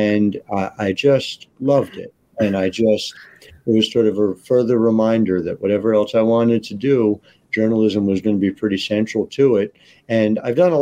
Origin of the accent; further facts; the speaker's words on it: Cherry Hill, New Jersey, United States; also born or lived in Rivervale, New Jersey; I grew up in Jersey, too, in Cherry Hill, which is closer to Philadelphia